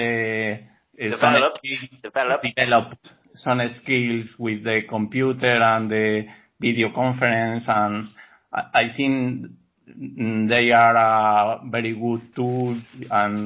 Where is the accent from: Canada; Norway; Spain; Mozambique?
Spain; Burgos, Castile and León; English is a second language; I am from Burgos